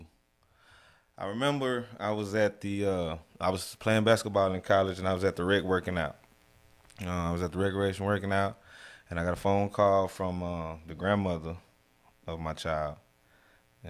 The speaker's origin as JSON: {"language": "English", "town": "Silsbee", "region": "Texas", "country": "United States", "tie": "born or raised there", "also_born_or_lived": "Beaumont, Texas", "said": "I was born in Beaumont, Texas. I was raised in Silsbee, Texas. That's my hometown."}